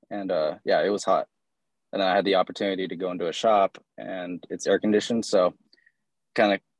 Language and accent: English; Mesa, Arizona, United States; I'm from Arizona, Mesa, Arizona.